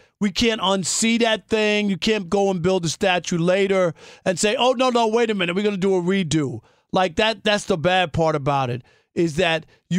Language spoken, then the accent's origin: English; Queens, New York, United States; I remember growing up in Queens and growing up as a Mets fan